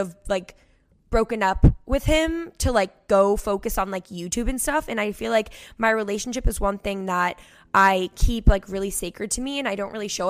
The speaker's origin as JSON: {"language": "English", "area": "Cape Cod", "region": "Massachusetts", "country": "United States", "tie": "born or raised there", "also_born_or_lived": "Boston, Massachusetts", "said": "I grew up on Cape Cod, which is like a huge vacation spot in Massachusetts"}